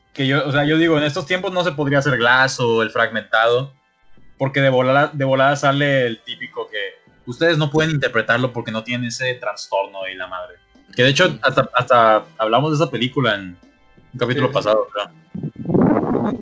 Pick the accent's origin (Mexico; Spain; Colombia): Mexico; como mexicano